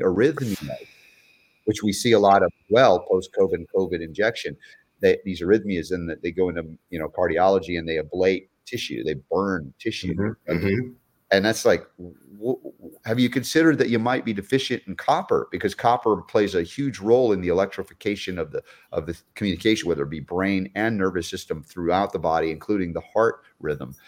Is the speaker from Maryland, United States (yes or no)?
no; Georgia, United States; growing up in Georgia for 30 years